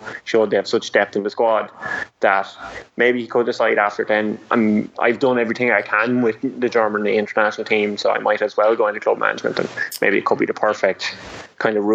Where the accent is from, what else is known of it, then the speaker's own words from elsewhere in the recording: Ireland; I'm from Ireland